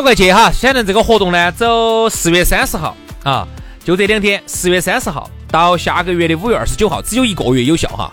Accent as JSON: {"language": "Chinese", "region": "Sichuan", "country": "China", "accent": "Sichuanese", "said": "按照我们四川话来说呢，这个抱怨就是啥子？我们喊你屁话都"}